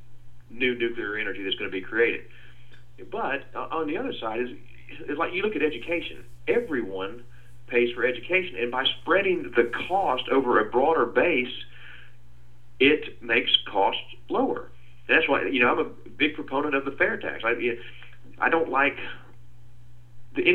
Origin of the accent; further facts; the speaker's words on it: Calhoun, Georgia, United States; I grew up in Calhoun up in North Georgia